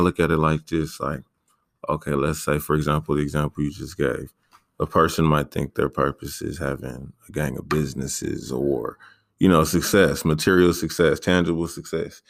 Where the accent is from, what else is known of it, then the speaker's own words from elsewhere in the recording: San Diego, California, United States; I mainly grew up in uh, Paradise Hills, but then I moved over to Emerald Hills when I was like 12